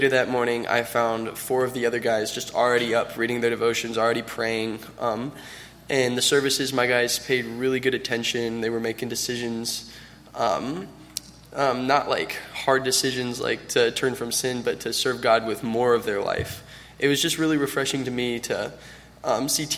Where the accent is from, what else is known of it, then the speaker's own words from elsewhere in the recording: Milton, Florida, United States; I'm from Milton, Florida